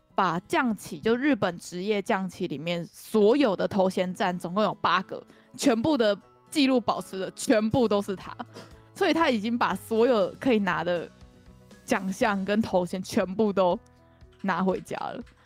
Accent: Kaohsiung, Taiwan; now in Japan; 我跟 Hika 都是高雄人嘛

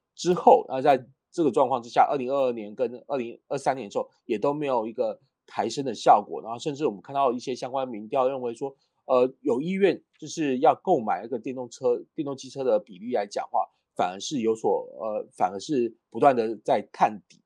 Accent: Kaohsiung, Taiwan; 因为我是高雄人嘛

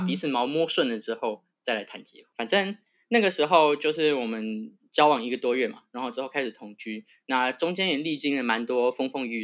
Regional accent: Banqiao, New Taipei, Taiwan; moved away as an adult; now in New York, United States; 一个土生土长的台湾音啊，对好哦，赞。然后我是板桥人

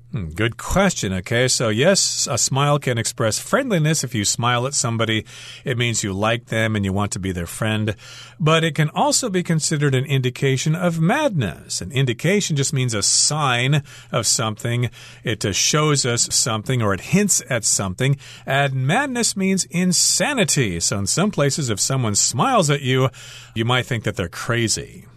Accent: United States; as an American

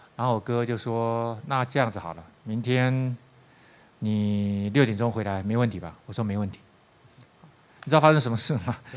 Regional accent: Taiwan; 我是台湾人嘛

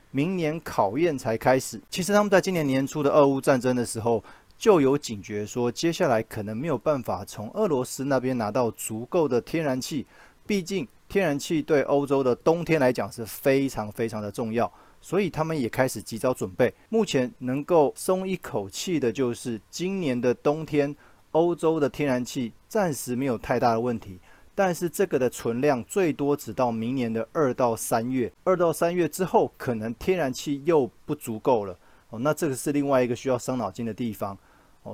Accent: Taiwan; 我们台湾这边

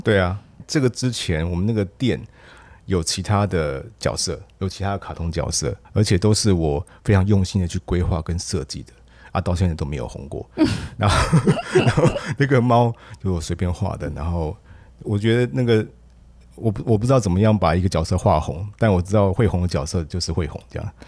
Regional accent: Taiwan; 然后我们台湾基本上在这一部分非常的薄弱

